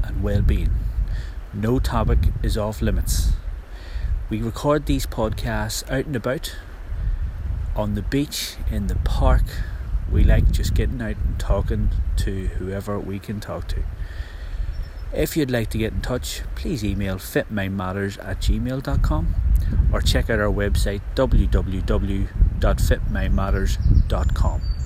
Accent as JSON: {"language": "English", "region": "Northern Ireland", "country": "United Kingdom", "said": "We are a team from Northern Ireland who write blogs and record podcasts"}